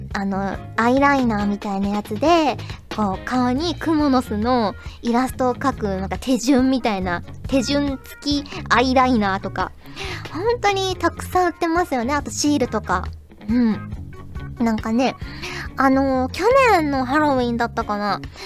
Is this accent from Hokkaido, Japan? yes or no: no; Kyushu, Fukuoka, Japan; now in Tokyo, Japan; 私、九州、福岡出身